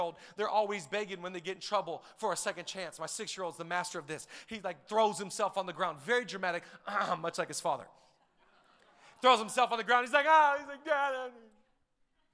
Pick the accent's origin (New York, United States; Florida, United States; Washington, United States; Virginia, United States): Washington, United States; Seattle; We're from Washington. We're from Seattle area